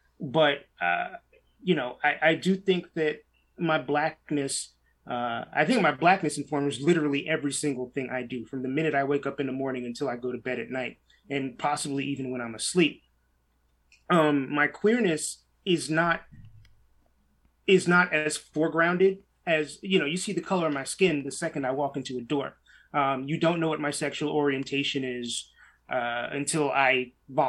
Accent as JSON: {"language": "English", "town": "New York City", "region": "New York", "country": "United States", "tie": "born or raised there", "said": "I grew up in New York City in the 1980s and in early 90s"}